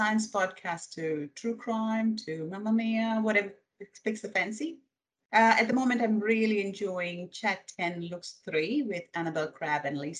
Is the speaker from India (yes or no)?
yes; India; English is a second language; also born or lived in Middle East / Michigan, United States; now in Australia; Grew up in India. Well, born and raised.